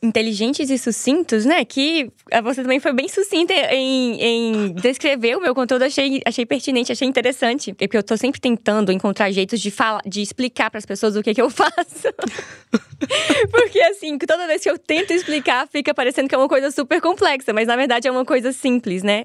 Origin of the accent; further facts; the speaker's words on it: Montes Claros, Minas Gerais, Brazil; Eu sou de Minas Gerais. Minha cidade é no norte de Minas. Se chama Montes Claros.